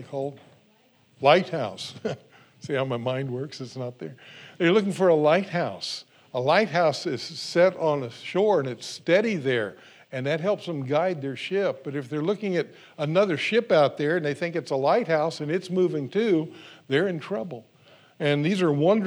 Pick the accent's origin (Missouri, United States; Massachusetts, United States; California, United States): California, United States; I grew up in California